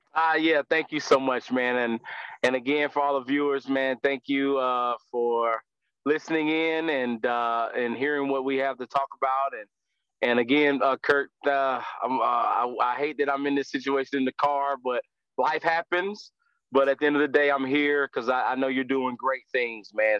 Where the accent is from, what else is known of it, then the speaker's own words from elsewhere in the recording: Winston-Salem, North Carolina, United States; I'm from Winston Salem, North Carolina uh, born and raised